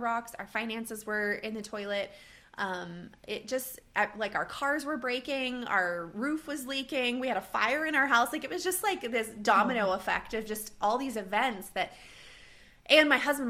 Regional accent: Texas, United States; moved away as an adult; also born or lived in northeastern Minnesota; now in Minnesota, United States; I grew up in Texas and lived in Texas my whole life.

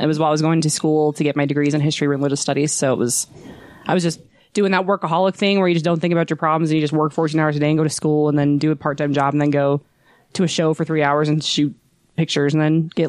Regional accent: West Jordan, Utah, United States; I'm from here. I'm from West Jordan is where I grew up. Went to the schools around here, Benyon, went to Cottonwood High School. I've lived in Utah my whole life, just all around the Salt Lake Valley, really.

